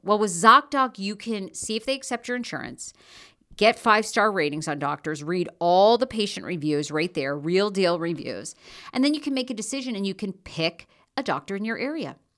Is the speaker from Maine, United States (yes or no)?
yes; Maine, United States; now in Los Angeles, United States; I'm originally from Maine